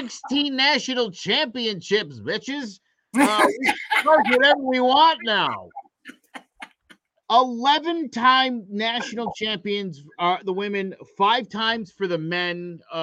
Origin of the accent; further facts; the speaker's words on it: Connecticut, United States; I've lived in Connecticut almost my entire life, and I love this state.